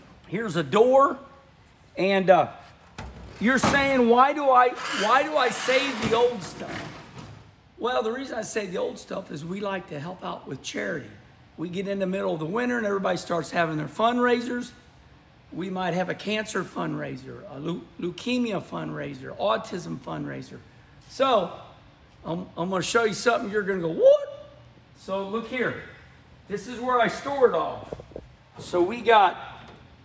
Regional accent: Missouri, United States; I'm from Missouri, Missouri frugal

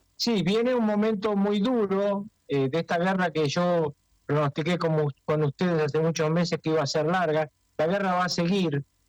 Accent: Argentina

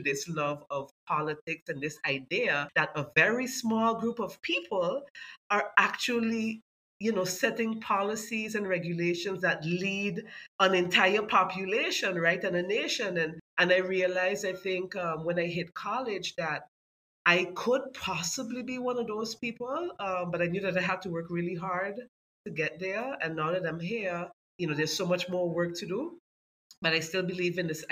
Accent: Sint Maarten; I grew up in Cahill, and back in the 90s, it really felt like a community

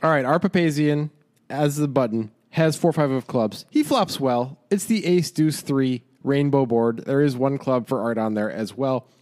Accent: Chicago, Illinois, United States; I grew up in Chicago

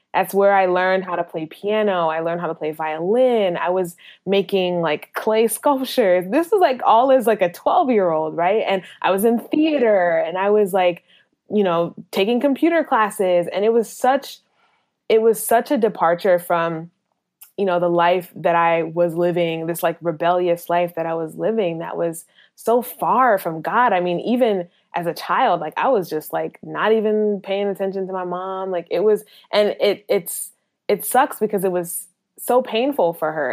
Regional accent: Minnesota, United States; moved away; also born or lived in North Carolina; I grew up in Minnesota, which didn't have a very large, uh, population of people

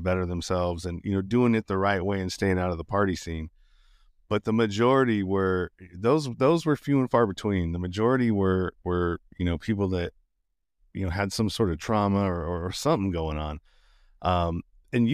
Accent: Sacramento, California, United States; now in Las Vegas, United States; when I came from Sacramento, California, Northern California, before I moved to Vegas

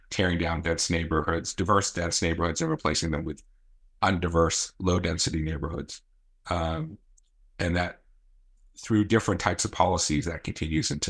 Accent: Newton, Massachusetts, United States; also born or lived in Boston / Needham; I grew up in Newton and live in Needham, so uh, I enjoy living in a lower density area

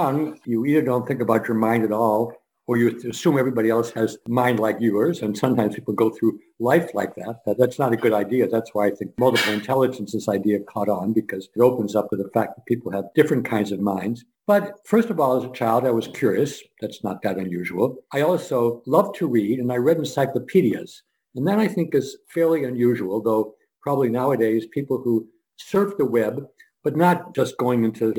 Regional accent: Scranton, Pennsylvania, United States; born there; Number one, I was born in Scranton, Pennsylvania, as he was.

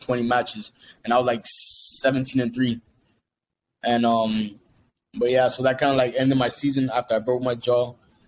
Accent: Hialeah, Florida, United States; I grew up in a little small town called Hialeah in Miami, so West Hialeah

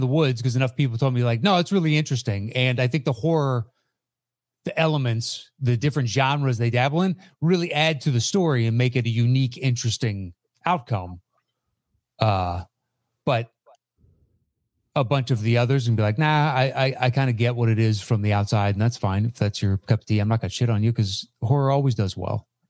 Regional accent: East Coast, United States; moved away; I grew up on the East Coast-ish.

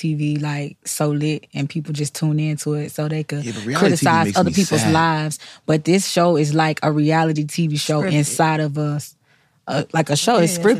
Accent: Florida, United States; And I'm from Florida

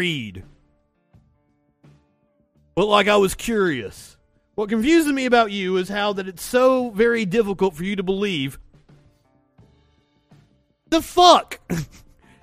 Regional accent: United States; I'm an American.

